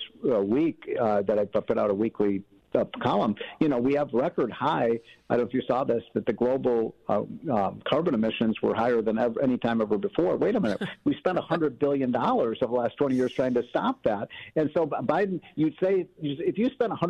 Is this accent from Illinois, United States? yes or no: yes; Illinois, United States; my hometown is Illinois